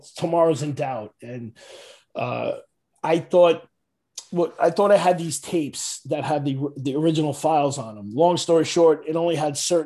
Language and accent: English; New York City, New York, United States; I'm from Staten Island, but hey, that's what happens. When you're born there